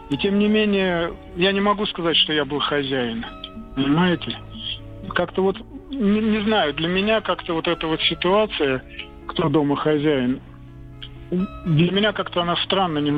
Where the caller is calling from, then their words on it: Moscow, Russia; Да, я из Москвы.